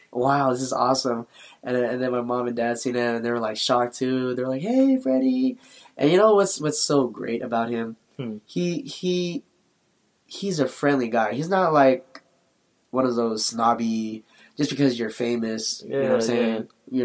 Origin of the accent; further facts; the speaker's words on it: Philippines; We're both Filipino, sure.